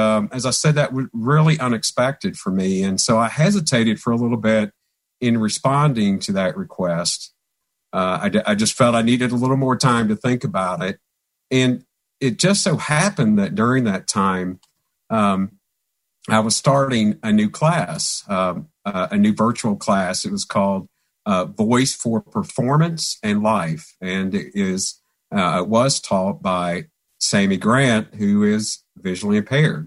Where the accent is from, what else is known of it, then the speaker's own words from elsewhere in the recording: Christiansburg, Virginia, United States; moved away; I'm originally from Christiansburg, Virginia, which is in the southwestern part of Virginia